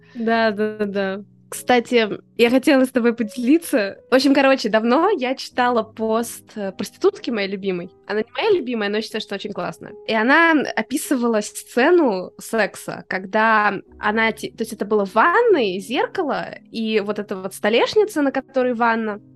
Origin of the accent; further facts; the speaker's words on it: Moscow, Russia; мы из Москвы